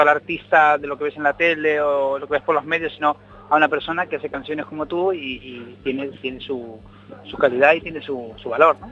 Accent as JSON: {"language": "Spanish", "country": "Argentina", "also_born_or_lived": "A Coruña, Spain", "moved": "yes", "lives_now": "Madrid, Spain", "said": "Yo soy argentino"}